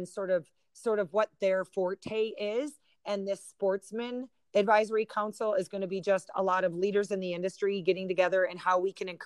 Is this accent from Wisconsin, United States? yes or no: yes; Wisconsin, United States; moved away; I used to live in Wisconsin. I grew up in Wisconsin